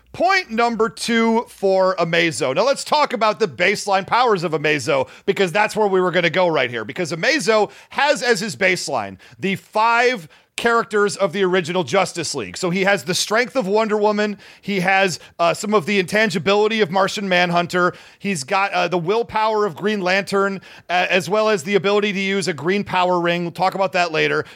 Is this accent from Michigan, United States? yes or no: yes; Detroit, Michigan, United States; I grew up in the Detroit area